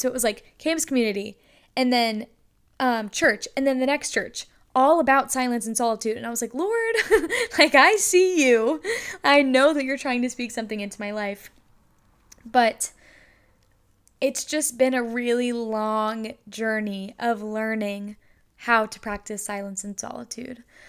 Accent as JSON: {"language": "English", "region": "North Carolina", "country": "United States", "also_born_or_lived": "Lynchburg, Virginia", "said": "I am from North Carolina."}